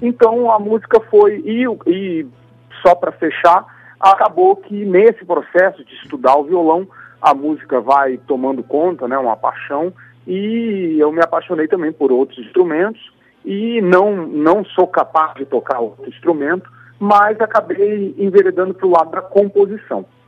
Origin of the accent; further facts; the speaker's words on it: Campo Grande, Mato Grosso do Sul, Brazil; eu nasci no Centro-Oeste, né, em Campo Grande, Mato Grosso do Sul, e desde a minha infância, como eu disse, tive essas experiências musicais